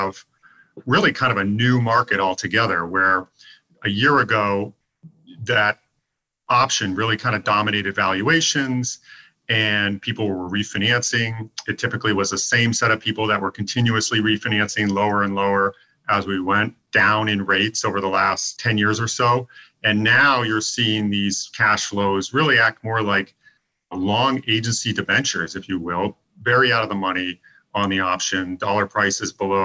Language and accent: English; Newburyport, Massachusetts, United States; my hometown is Newburyport, Massachusetts, on the north shore of Massachusetts, very close to the New Hampshire border